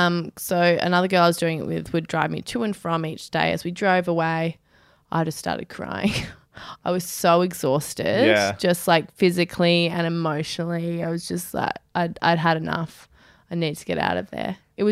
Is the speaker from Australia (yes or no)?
yes; Australia; Being Australian sucks sometimes.